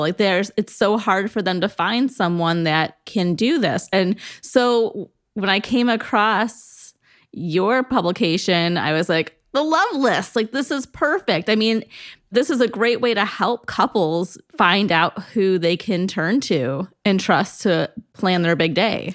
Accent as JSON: {"language": "English", "region": "Northeast Ohio", "country": "United States", "said": "I'm from Northeast Ohio"}